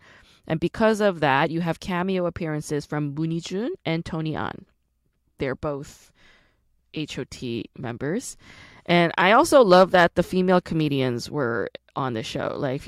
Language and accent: English; Busan, South Korea; accent: Gyeongsang dialect; home because I grew up with that Gyeongsangdo dialect. My dad is from Gosong, my mom is from Hapcheon, I was born in Busan, so I definitely recognize that dialect